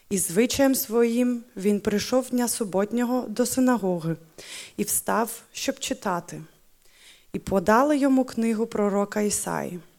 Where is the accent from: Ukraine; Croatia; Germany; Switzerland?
Ukraine; first language Ukrainian; German is a second language; meine Muttersprache ist Ukrainisch, genau, aber äh, tatsächlich meine Herzenssprache ist schon seit 13 Jahren Deutsch geworden.